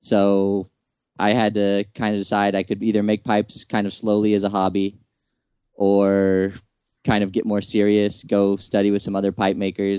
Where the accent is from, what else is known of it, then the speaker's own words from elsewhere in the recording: Tucson, Arizona, United States; moved away as an adult; now in Nashville, United States; I was raised in Tucson, Arizona, and I lived there until just recently